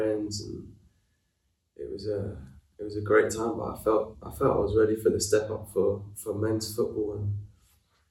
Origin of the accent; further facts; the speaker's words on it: London, United Kingdom; moved away as an adult; now in Italy; I come from London, which is quite hustly and bustly